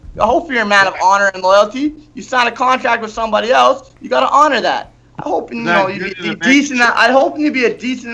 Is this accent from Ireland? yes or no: no; Calgary, Alberta, Canada; in my hometown